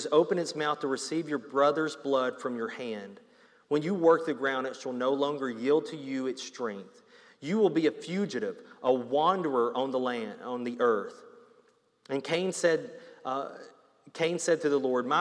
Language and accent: English; Alabama, United States; I grew up in Alabama